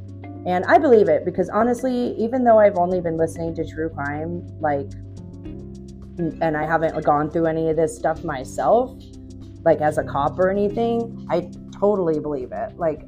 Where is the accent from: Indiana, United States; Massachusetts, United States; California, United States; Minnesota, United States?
California, United States; Southern; I'm from Southern California